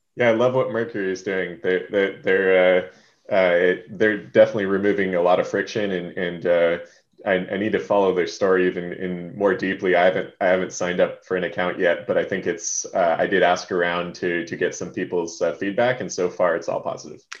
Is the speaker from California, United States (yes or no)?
no; Hawaii, United States; now in Seattle, United States; I grew up in Hawaii